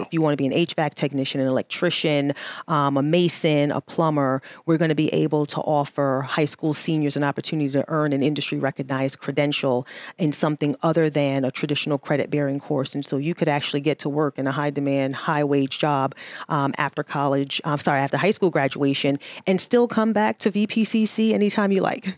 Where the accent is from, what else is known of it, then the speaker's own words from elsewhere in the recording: New York City, New York, United States; moved away; I am originally from New York City